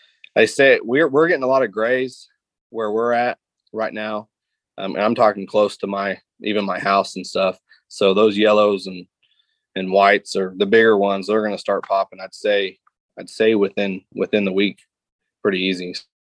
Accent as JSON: {"language": "English", "region": "Missouri", "country": "United States", "tie": "born or raised there", "said": "I live in between Palmy and Truman. I grew up on Lake of the Ozarks."}